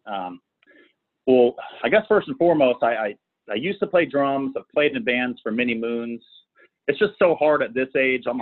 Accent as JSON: {"language": "English", "town": "Sacramento", "region": "California", "country": "United States", "said": "No, so I'm from Sacramento."}